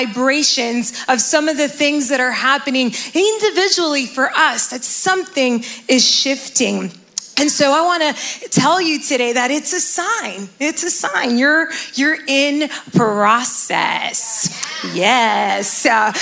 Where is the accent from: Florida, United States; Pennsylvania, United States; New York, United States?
Florida, United States; Miami; now in New Jersey, United States; I'm originally from Miami, Florida, and I've been living here in New Jersey for about 10 years now